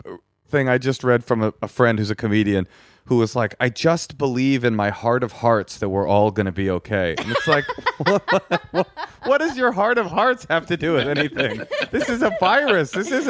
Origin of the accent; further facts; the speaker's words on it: Los Angeles, California, United States; No, I grew up in Grenada Hills. I'm from here. I went to Hollywood High School. This is my hometown. Un Angelino.